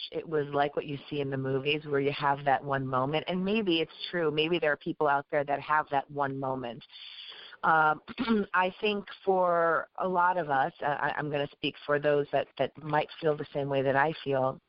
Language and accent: English; Chicago, Illinois, United States; I was born and raised in Chicago, but my parents came from obviously where they came from.